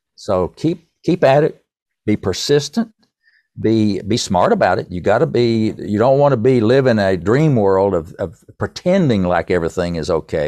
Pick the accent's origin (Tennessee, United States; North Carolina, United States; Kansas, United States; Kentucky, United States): Tennessee, United States; East; accent: East Tennessee; my East Tennessee accent